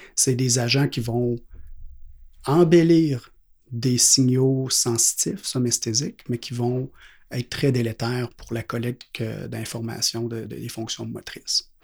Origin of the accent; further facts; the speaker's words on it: Quebec City, Quebec, Canada; je viens de la ville de Québec